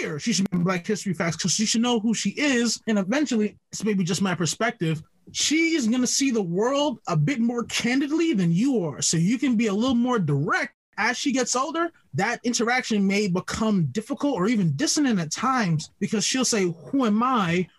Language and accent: English; Jamaica; I'm Jamaican.